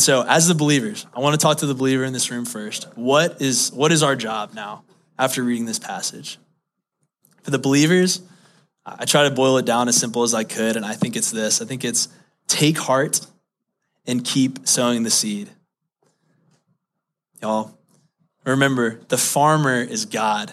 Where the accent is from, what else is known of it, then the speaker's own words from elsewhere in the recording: Baton Rouge, Louisiana, United States; moved away; I grew up in Baton Rouge, Louisiana